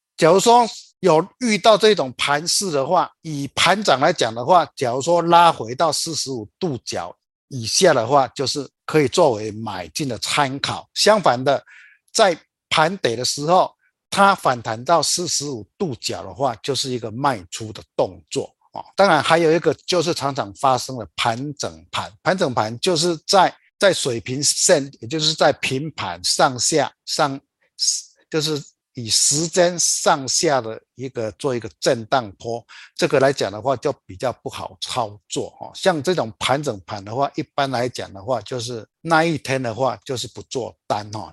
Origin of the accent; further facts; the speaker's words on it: Taiwan; also born or lived in Chiayi; 我们台湾